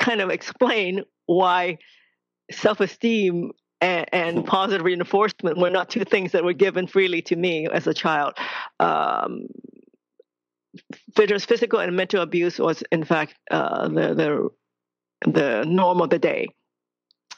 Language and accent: English; Hong Kong; I was born in Hong Kong, second daughter in a very traditional Chinese family